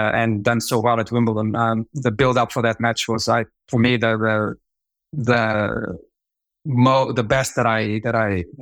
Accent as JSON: {"language": "English", "region": "Lisbon", "country": "Portugal", "tie": "born or raised there", "also_born_or_lived": "Africa", "said": "I was born in Africa, brought up in Lisbon, Portugal."}